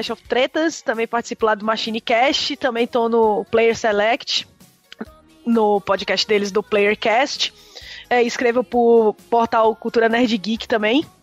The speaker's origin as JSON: {"language": "Portuguese", "town": "Salvador", "region": "Bahia", "country": "Brazil", "moved": "yes", "lives_now": "São Caetano do Sul, Brazil", "said": "Eu sou de Salvador, mas eu moro em São Caetano do Sul."}